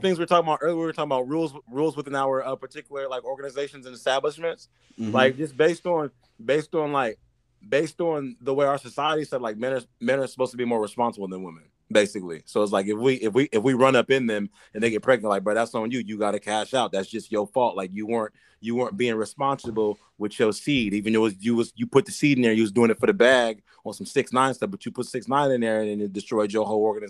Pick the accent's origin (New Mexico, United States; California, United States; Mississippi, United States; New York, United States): New York, United States; Bro, watch when I play, I'm from New York.